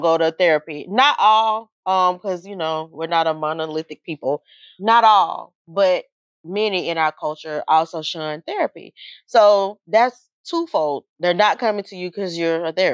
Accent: Georgia, United States; this little tiny Pentecostal lady in the Bible Belt, because we're from Georgia

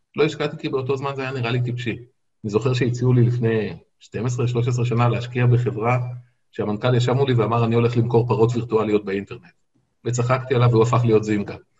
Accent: Israel; אני גדלתי בקיבוץ

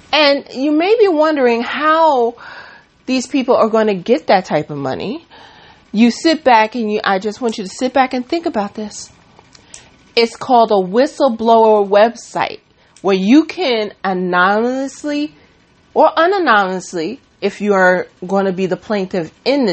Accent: New York City, New York, United States; Bronx, New York, my hometown, my stomping grounds

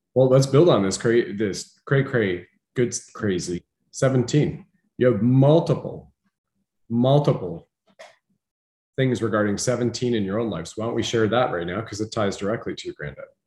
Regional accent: Canada; being a Canadian

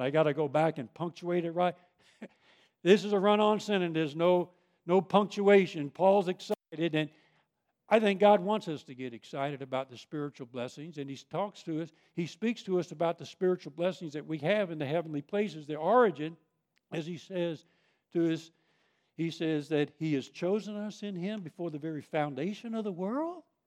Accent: Long Island, New York, United States; moved away; I grew up on Long Island

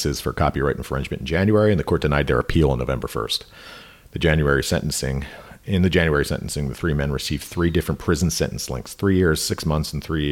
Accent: Philadelphia, Pennsylvania, United States; We're from Philadelphia and we say yous

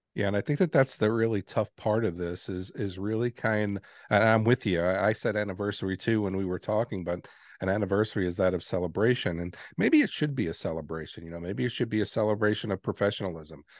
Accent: New York City, New York, United States; moved away; I grew up in New York City. And I got to see the Twin Towers every day when I left my home

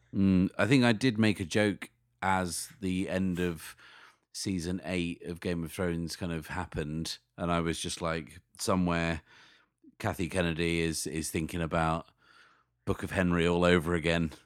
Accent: Sheffield, Yorkshire and the Humber, United Kingdom; my hometown of Sheffield

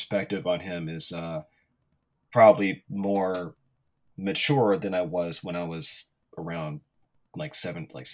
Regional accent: Pittsburg, California, United States; growing up in Pittsburgh, California.

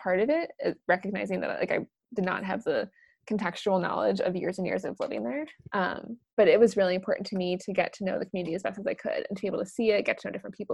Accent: Chicago, Illinois, United States; moved away as an adult; I born and raised in Chicago. I grew up here, went to college here

